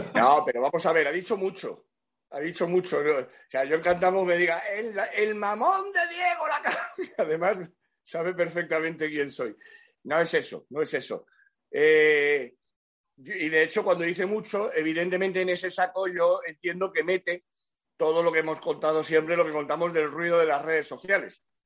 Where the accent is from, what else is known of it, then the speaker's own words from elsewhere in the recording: Cádiz, Andalusia, Spain; yo soy de Cádiz